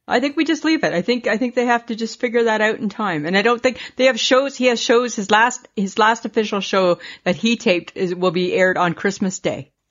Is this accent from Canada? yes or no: yes; Saskatchewan, Canada; we're from Saskatchewan